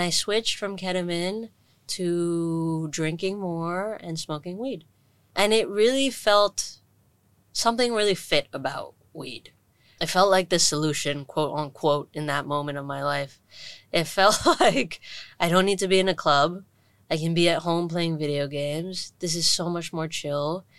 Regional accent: Hong Kong; I grew up in Hong Kong, born and raised, little Indian kid who went to an international school in Shatin

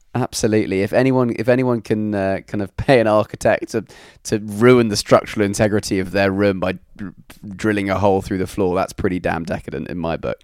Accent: London, United Kingdom; also born or lived in Newcastle; I'm from, uh, from London

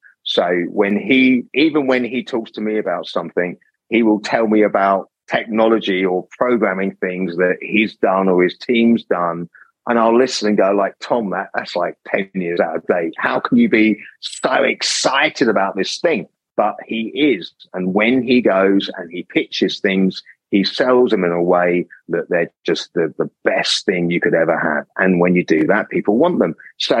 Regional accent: England, United Kingdom; accent: English; I get constant comments about my accent being English.

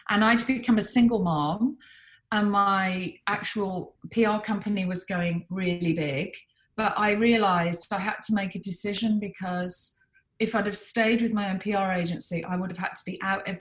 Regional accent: Birmingham, West Midlands, United Kingdom; I sort of would call my friends and say they don't know I'm from Birmingham.

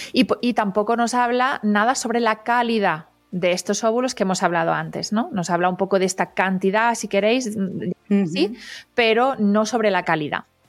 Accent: Catalonia, Spain; Yo que soy catalana

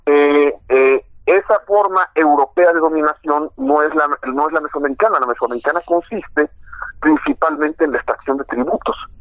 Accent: Mexico; concebirnos como mexicanos

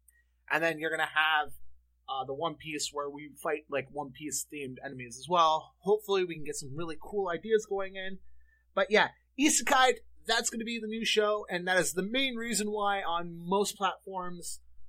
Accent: Canada; You guys have heard me talk about on the show how growing up in Canada, I would watch Teletoon, stuff like that.

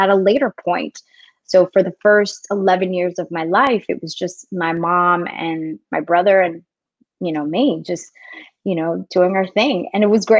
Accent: New York City, New York, United States; moved away; also born or lived in South Florida / Dominican Republic (ancestry); I was actually born in New York City. So I am American. I am second generation

